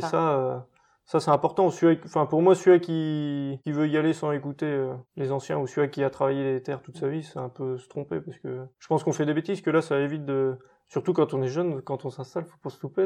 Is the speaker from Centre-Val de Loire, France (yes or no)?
yes; Touraine, Centre-Val de Loire, France; also born or lived in Angers; mon enfance en Touraine, bah, de toute façon, je suis né à Teneuil